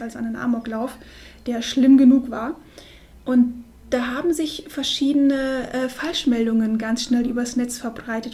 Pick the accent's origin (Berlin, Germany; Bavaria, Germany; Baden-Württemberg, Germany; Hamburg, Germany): Bavaria, Germany; Munich; wir kommen ja aus München, wir beide